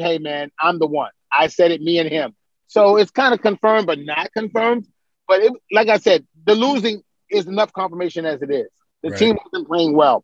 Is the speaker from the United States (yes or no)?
yes; New York City, New York, United States; now in Atlanta, United States; I'm from Brooklyn